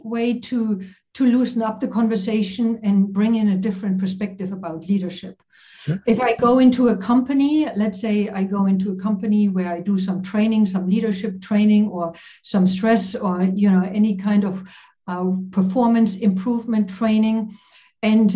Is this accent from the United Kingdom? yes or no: no; East Germany, Germany; English is a second language; moved away as an adult; I grew up in East Germany, behind the wall